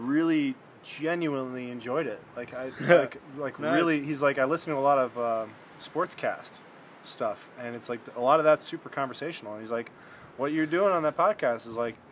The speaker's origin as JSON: {"language": "English", "region": "Michigan", "country": "United States", "said": "we're both from Michigan"}